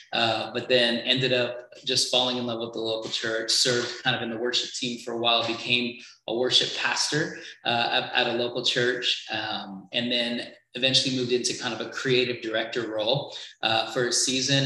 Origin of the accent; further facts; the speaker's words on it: Trinidad & Tobago; originally I'm from Trinidad